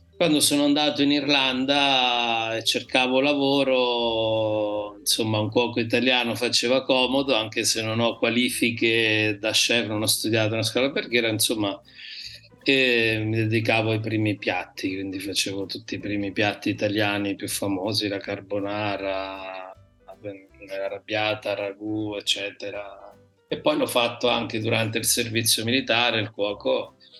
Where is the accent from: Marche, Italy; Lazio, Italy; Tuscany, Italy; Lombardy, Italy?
Marche, Italy; nel mio dialetto mi piace si dice me gusta e eh, gallina gallina come in spagnolo perché da noi